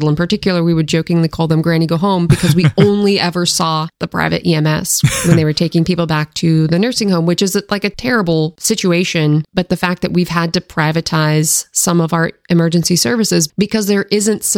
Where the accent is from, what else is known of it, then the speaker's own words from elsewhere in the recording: Seattle, Washington, United States; now in Maryland, United States; growing up in the Seattle area